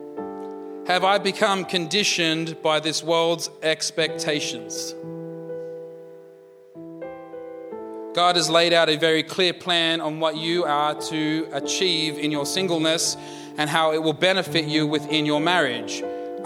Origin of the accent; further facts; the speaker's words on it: India; I'm an Indian